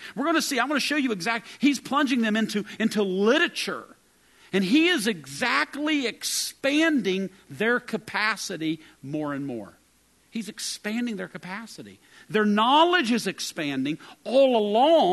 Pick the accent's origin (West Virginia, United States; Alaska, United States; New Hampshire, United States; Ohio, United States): West Virginia, United States; moved away as an adult; I arrived there from the hills of West Virginia.